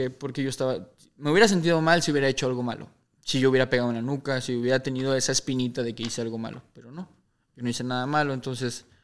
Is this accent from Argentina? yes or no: no; Mexico; somos mexicanos